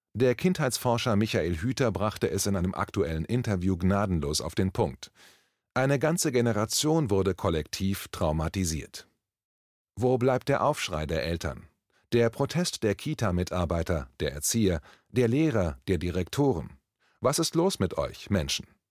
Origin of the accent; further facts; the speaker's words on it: Berlin, Germany; Ich als Berliner